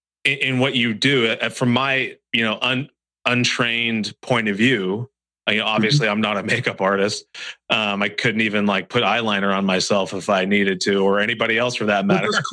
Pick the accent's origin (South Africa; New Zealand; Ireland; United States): Ireland; because I'm Irish and I like as many as I can.